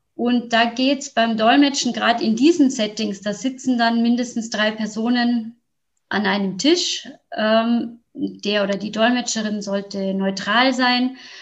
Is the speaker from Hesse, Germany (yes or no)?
no; Neubeuern, Bavaria, Germany; zu mir in mein Heimatdorf nach Neubeuern